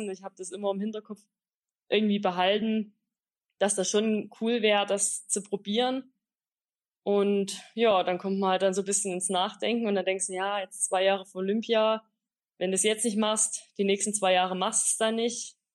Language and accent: German; Bockau, Saxony, Germany; Also ich komme ursprünglich aus Bockau, das ist mein Heimatdorf im Erzgebirge.